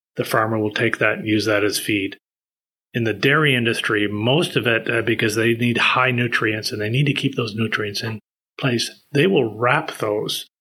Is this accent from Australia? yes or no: no; Prince Edward Island, Canada; moved away as an adult; also born or lived in Vancouver, British Columbia / Halifax, Nova Scotia; now in Toronto, Canada; I was born in Vancouver, moved to the East Coast, Prince Edward Island, where I partly grew up. And then uh, when I went to university, I went to Halifax and I stayed there for 22 years